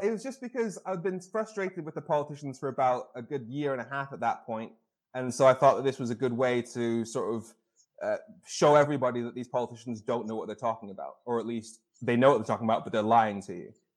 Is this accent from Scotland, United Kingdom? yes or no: no; Darlington, North East England, United Kingdom; I was born in the UK, in the north of England, in Darlington, uh, northeast